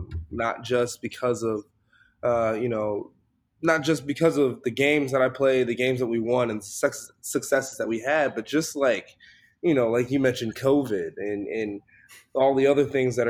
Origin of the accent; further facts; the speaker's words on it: Chicago, Illinois, United States; I'm from Chicago.